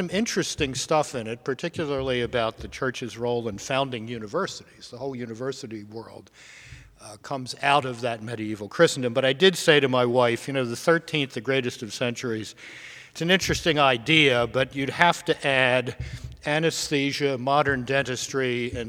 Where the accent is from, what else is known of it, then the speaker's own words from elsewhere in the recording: Baltimore, Maryland, United States; When I was a boy growing up in Baltimore up the road 60-some years ago